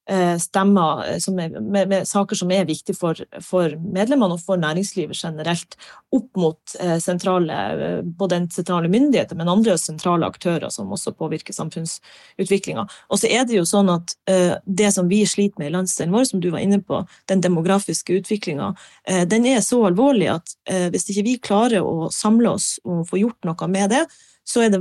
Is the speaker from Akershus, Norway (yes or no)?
no; Harstad, Troms, Norway; når jeg flytta fra Harstad, så var ikke tanken min nødvendigvis at jeg skulle tilbake til Nord-Norge.